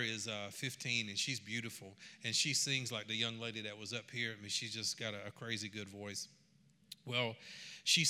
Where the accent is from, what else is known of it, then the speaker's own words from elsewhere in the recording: Georgia, United States; I am from Georgia